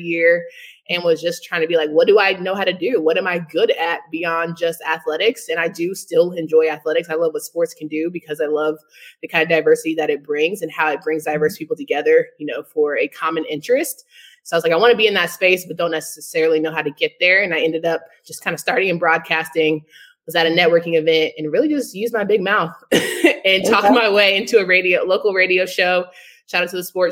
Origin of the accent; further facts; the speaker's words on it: Raleigh, North Carolina, United States; Born and raised in Raleigh, North Carolina.